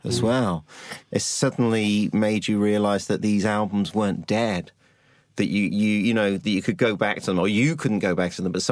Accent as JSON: {"language": "English", "town": "Liverpool", "region": "North West England", "country": "United Kingdom", "tie": "born or raised there", "said": "I grew up in Liverpool"}